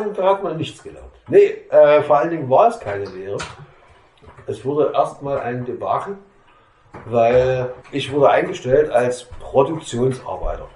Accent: Meissen, Saxony, Germany; ich komme aus Meißen

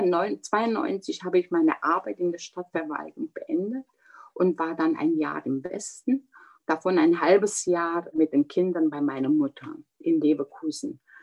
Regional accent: Hălchiu, Brașov County, Romania; accent: Transylvanian Saxon; first language German (Transylvanian Saxon dialect); moved away; also born or lived in Zittau; Vier Geschwister sind wir in Helsdorf in Rumänien dann miteinander aufgewachsen

